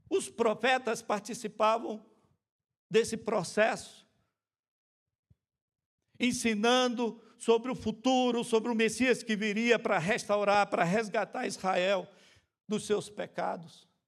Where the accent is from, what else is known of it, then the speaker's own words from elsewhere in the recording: Boa Vista, Roraima, Brazil; also born or lived in Margarita Island, Venezuela; lá na minha cidade, em Roraima, no estado de Roraima, na cidade de Boa Vista, da nossa igreja batista, regular, central